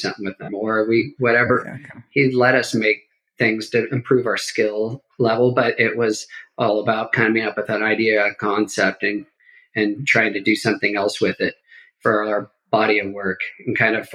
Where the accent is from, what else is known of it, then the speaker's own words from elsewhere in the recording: Bakersfield, California, United States; I grew up in Bakersfield and San Joaquin